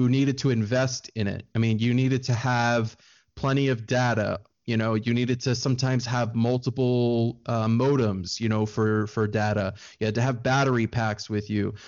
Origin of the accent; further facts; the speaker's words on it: Maryland, United States; I am from Maryland on the East Coast of the U S, uh, right between Washington, D C, and Baltimore is where I was born and raised